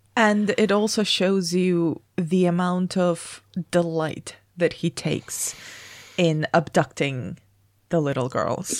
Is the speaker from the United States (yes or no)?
no; Spain; moved away; I grew up in Spain